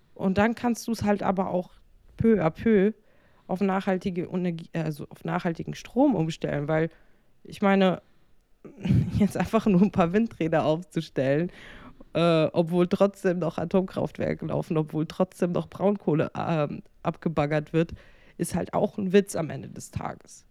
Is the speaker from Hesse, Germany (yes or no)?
yes; Frankfurt, Hesse, Germany; moved away as an adult; ich äh, sehe mich dann auch glaube ich, äh, als Hessin. Also, weil ich mein ganzes Leben lang in Frankfurt gewohnt habe, äh, bis auf die letzten drei Jahre.